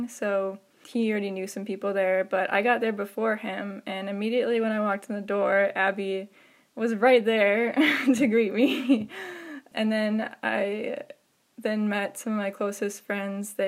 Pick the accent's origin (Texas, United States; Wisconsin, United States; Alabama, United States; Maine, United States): Wisconsin, United States; Lake Mills; I grew up near Madison in a little town called Lake Mills